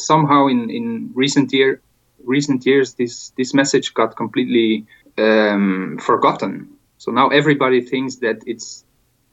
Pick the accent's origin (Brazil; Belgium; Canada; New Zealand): Belgium; now in Spain; my home country, Belgium